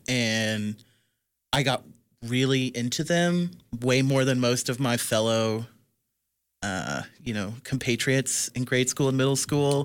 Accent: Midwest, United States; I'm a Midwesterner

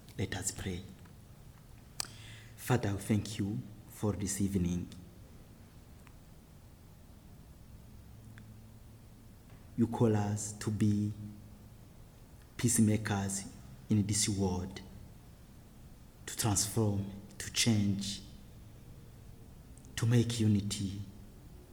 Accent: Burundi; I am from the Hutu tribes of Burundi

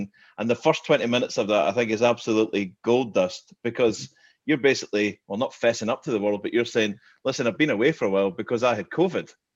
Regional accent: Glasgow, Scotland, United Kingdom; moved away as an adult; now in Aberdeen, United Kingdom; I'm I'm not from Aberdeen. I'm from Glasgow

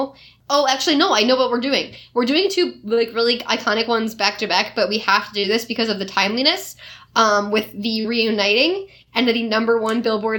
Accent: Ireland; and I think it's original, and I'm Irish, and I liked it.

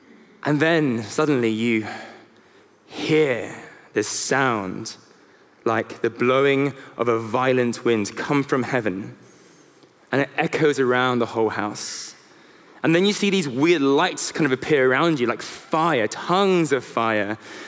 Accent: South Korea; now in London, United Kingdom; So I am a son, I'm a husband, I'm a South Korean, I am a Londoner

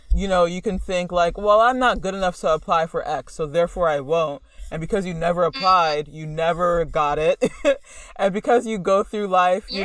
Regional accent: United States; a Black American

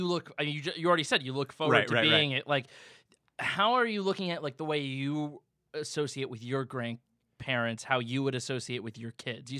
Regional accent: New Jersey, United States; I'm from New Jersey

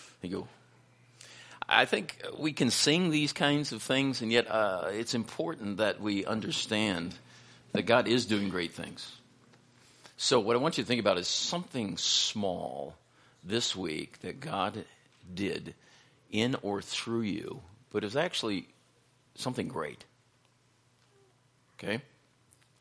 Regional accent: Minocqua, Wisconsin, United States; I was born in Minocqua, so I know that area fairly well

